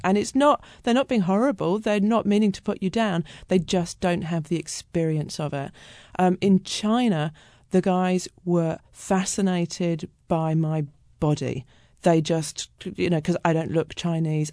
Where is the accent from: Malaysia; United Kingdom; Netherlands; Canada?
United Kingdom; moved away as an adult; also born or lived in Australia; now in Seattle, United States; I was brought up in Britain, but then I moved to Australia and I lived there for my twenties